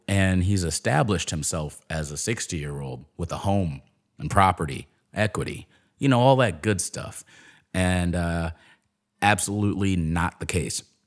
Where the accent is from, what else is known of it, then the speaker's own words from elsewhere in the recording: Chicago, Illinois, United States; growing up in Chicago